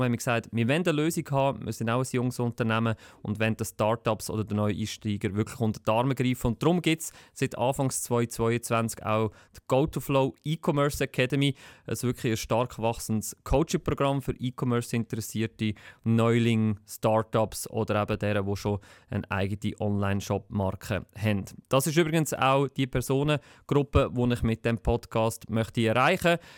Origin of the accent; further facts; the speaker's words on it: Lucerne, Switzerland; Ich komme aus Luzern. Ich habe auch in Luzern studiert